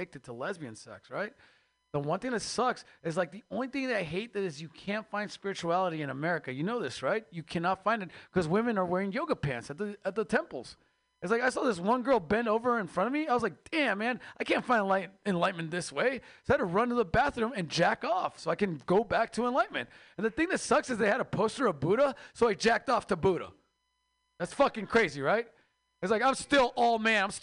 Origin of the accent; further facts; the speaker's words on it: Mexico; moved away; I am Mexican from Mexico